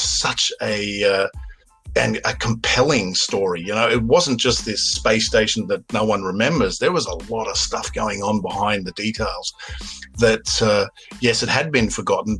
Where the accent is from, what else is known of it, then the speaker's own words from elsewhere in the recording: Western Australia, Australia; there's me, who grew up as an Australian